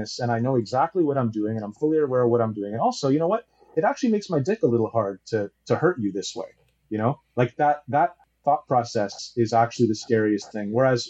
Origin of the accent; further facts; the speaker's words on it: Taiwan; I'm from Taiwan, so I don't have like Amazon Prime and stuff.